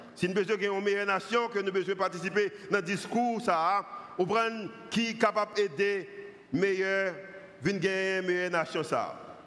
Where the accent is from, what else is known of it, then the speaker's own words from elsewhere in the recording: Haiti; en tant qu'haïtien